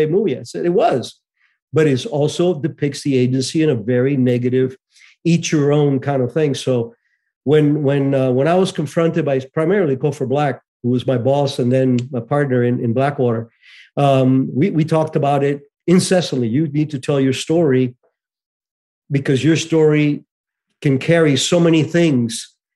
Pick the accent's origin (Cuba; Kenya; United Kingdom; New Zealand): Cuba; moved away; I was born in Cuba in 1951